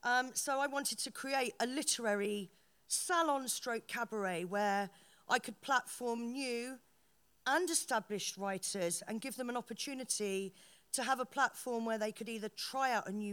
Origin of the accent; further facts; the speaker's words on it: Paris, Île-de-France, France; born there; I was born in Paris, and I've always been influenced by salons